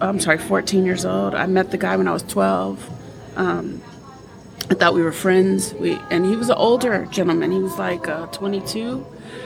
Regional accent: Los Angeles, California, United States; when I grew up in L.A., not South Central, because everybody said I'm from South Central LA. No, I'm from West

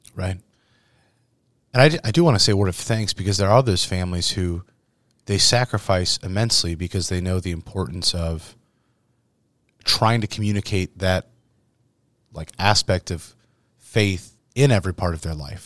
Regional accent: Verona, Iowa, United States; also born or lived in Saint Louis, Missouri; Verona, Iowa, that I don't think ever had any more than, like, a hundred people in my hometown

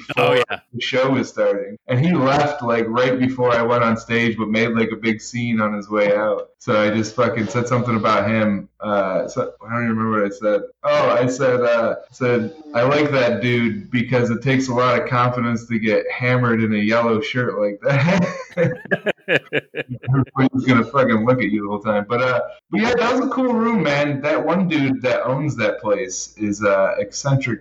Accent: Rochester, New York, United States; also born or lived in Baltimore, Maryland; I'm from Baltimore, but I moved to Rochester when I was very young, like 4

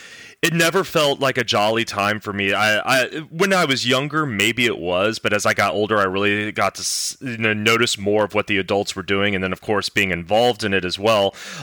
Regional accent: the South, United States; I grew up in the South.

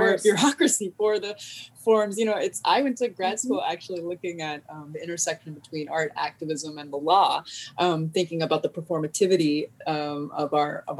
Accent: Los Angeles, California, United States; I grew up in Los Angeles

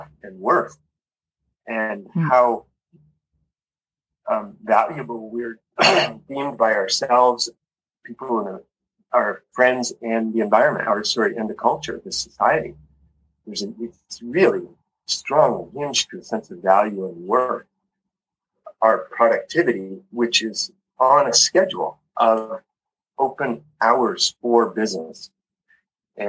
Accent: Calgary, Alberta, Canada; moved away as an adult; also born or lived in Vancouver Island, British Columbia; now in Costa Rica; I grew up in Canada, in Calgary, Alberta, and Vancouver Island

